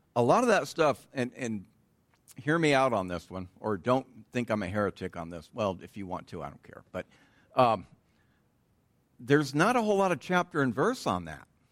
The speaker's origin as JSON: {"language": "English", "region": "Southern California", "country": "United States", "tie": "born or raised there", "said": "growing up in Southern California"}